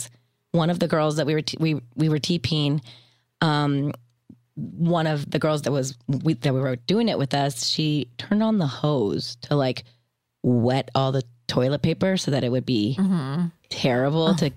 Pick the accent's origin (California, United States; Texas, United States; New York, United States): California, United States; Orange County; where I grew up in Orange County, within Orange County